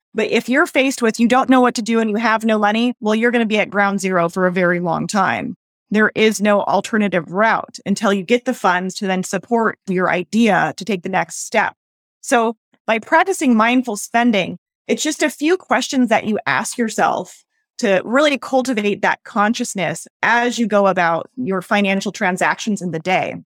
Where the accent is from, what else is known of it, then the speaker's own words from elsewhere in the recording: United States; as American women